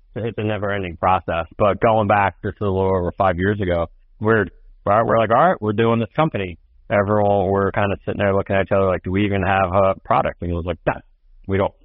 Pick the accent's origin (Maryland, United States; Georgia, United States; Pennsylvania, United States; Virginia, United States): Pennsylvania, United States; Philadelphia; moved away as an adult; it's also in Philadelphia, my hometown, where I grew up